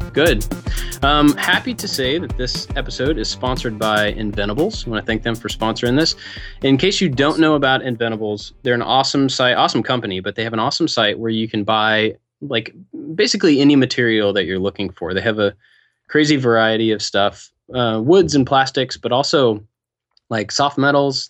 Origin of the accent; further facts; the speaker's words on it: Kentucky, United States; moved away; growing up in Kentucky